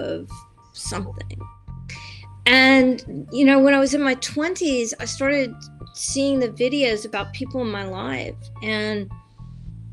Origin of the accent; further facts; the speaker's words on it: the South, United States; I was raised Catholic in the South